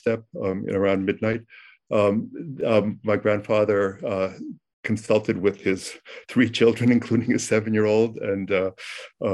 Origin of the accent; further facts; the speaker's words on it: New Jersey, United States; first language Ukrainian; English is a second language; now in Boston, United States; I was born in New Jersey to Ukrainian refugees